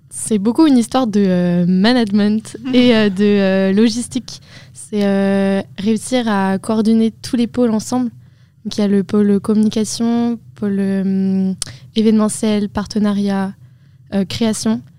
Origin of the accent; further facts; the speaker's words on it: Vannes, Brittany, France; je suis aussi en deuxième année. Et euh, avec Laurine, euh, on vient toutes les deux de Vannes.